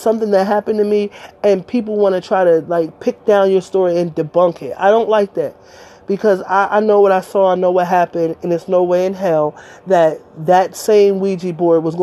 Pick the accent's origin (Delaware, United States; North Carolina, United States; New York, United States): Delaware, United States; I'm from Delaware